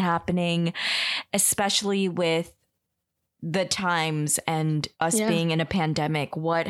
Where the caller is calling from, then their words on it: New York City, New York, United States; I'm calling you from New York City in Lower East Side, Manhattan.